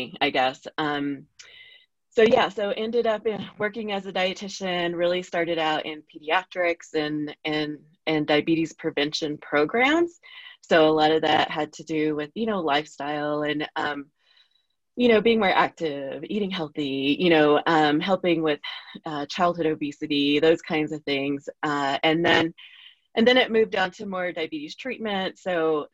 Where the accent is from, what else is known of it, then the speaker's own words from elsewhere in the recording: Oklahoma, United States; now in Albuquerque, United States; I'm from Oklahoma, but I live in New Mexico.